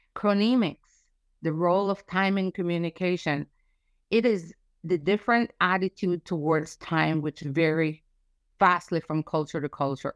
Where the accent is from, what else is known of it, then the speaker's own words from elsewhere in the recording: United States; as American